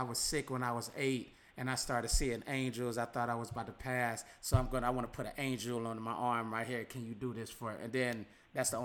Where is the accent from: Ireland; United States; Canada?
United States; Midwest; us Midwesterners